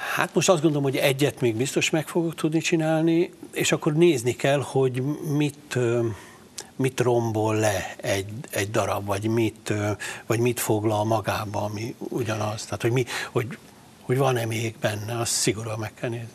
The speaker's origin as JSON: {"language": "Hungarian", "region": "Palócföld", "country": "Hungary", "tie": "born or raised there", "said": "kilettünk zavarva vidékre, tehát én egy rendes vidéki palóc gyerek vagyok, egészséges vidéki gyerek"}